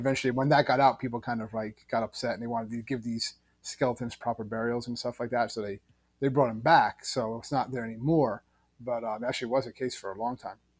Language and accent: English; New Jersey, United States; we're from New Jersey.